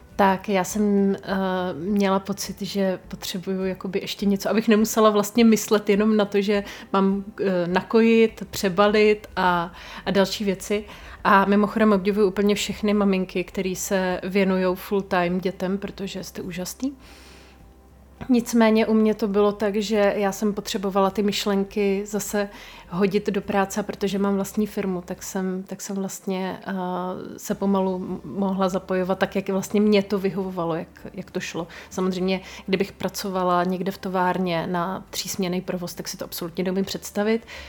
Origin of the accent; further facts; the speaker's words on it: Brno region, South Moravian Region, Czechia; u nás na Brněcku